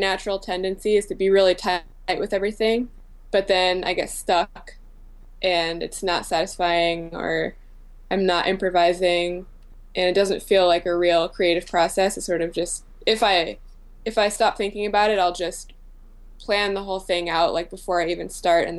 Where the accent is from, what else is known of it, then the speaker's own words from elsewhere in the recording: Central Massachusetts, United States; moved away as an adult; also born or lived in Providence; now in New York, United States; I hail from a farm town, Central Mass